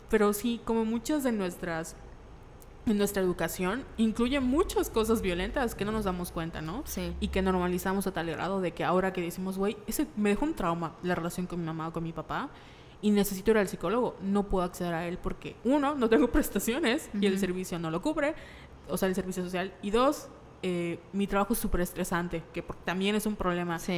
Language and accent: Spanish; Mexico; Nosotros como mexicanos, o sea, yo me acuerdo que de niña, si tenía algún problema, que debían ir al, psicólogo